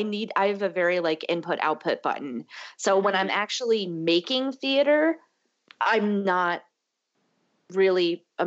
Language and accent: English; Northeast, United States; I hate cold weather, but I grew up in the Northeast, so I'm just like used to it.